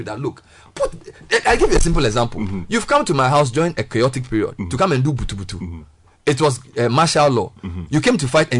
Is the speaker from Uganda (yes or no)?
no; Ghana; So I went as a Ghanaian